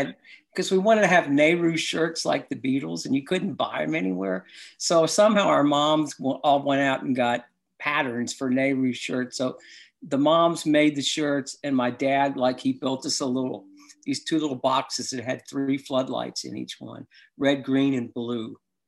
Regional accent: Cleveland, Ohio, United States; also born or lived in Pittsburgh / Kentucky; I was such a sports fan because I grew up in Cleveland, and then we moved to Pittsburgh before I moved to Kentucky.

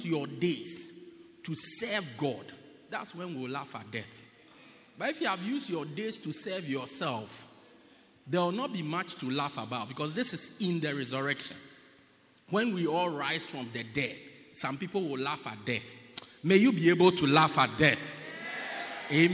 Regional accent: Pietermaritzburg, KwaZulu-Natal, South Africa; I'm from Pietermaritzburg

